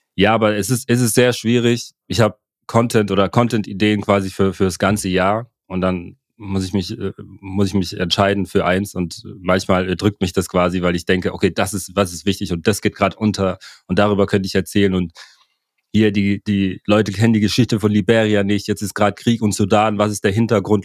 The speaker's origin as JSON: {"language": "German", "country": "Germany", "tie": "born or raised there", "also_born_or_lived": "Cameroon", "said": "wir alle hier in Deutschland, auch ich, der hier aufgewachsen bin"}